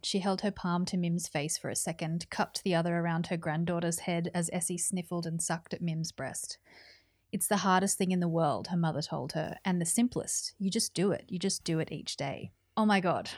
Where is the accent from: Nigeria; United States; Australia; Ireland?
Australia; New South Wales; moved away as an adult; now in Melbourne, Australia; I'm from New South Wales, and so my whole family's in New South Wales